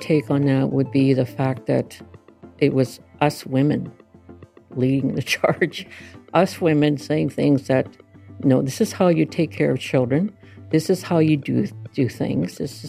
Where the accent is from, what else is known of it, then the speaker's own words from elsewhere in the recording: Winnipeg, Manitoba, Canada; This is the 1960s that I grew up here in Winnipeg, and actually we lived in this part of town in the North End, not too far from here. went to school, schools around here